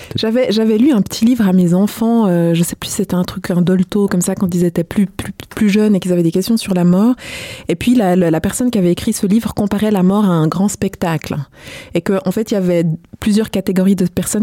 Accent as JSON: {"language": "French", "country": "Switzerland", "tie": "born or raised there", "said": "j'ai grandi euh, en Suisse, mais je suis d'origine congolaise"}